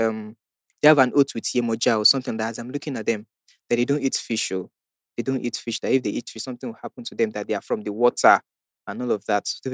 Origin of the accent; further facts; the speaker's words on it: Ibadan, Oyo, Nigeria; So I said, but I'm from Ibadan. Do you not expect me to go back all the way to Ibadan? I don't live in Lagos.